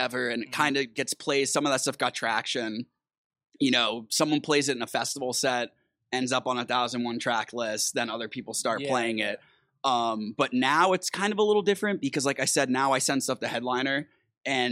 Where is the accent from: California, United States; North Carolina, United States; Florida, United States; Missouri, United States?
Florida, United States; Tampa; now in Miami, United States; I grew up in Tampa